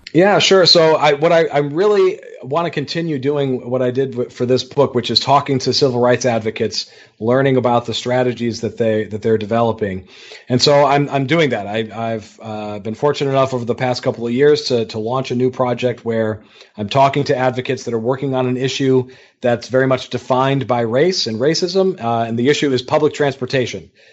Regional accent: Detroit, Michigan, United States; now in Pennsylvania, United States; in Detroit, my hometown

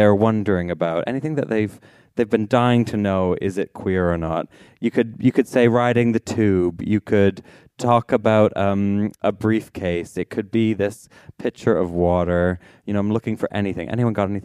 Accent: Canada; I'm Canadian

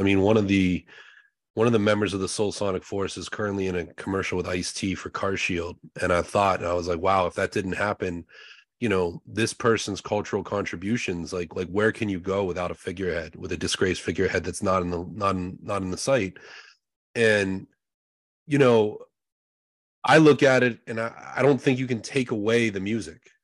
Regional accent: Pittsburgh, Pennsylvania, United States; We're both from Pittsburgh

